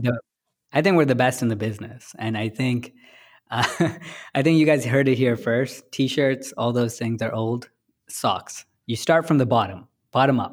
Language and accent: English; San Francisco, California, United States; I'm from San Francisco